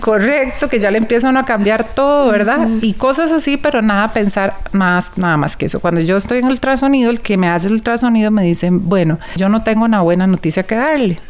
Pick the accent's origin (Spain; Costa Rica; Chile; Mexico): Costa Rica; soy de Costa Rica